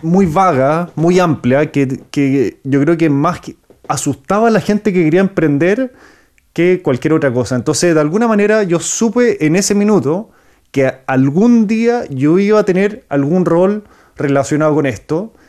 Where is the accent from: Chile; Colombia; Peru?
Chile; Nací en Chile, pero mi papá es francés. Entonces soy franco-chileno, hablo francés, pero soy chileno por todo